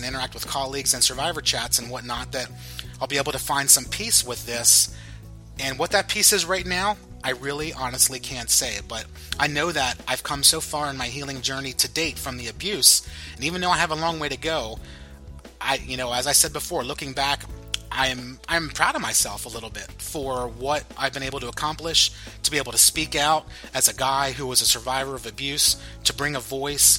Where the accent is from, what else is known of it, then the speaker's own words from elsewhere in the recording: Pennsylvania, United States; I'm from Pennsylvania, so we say guys all the time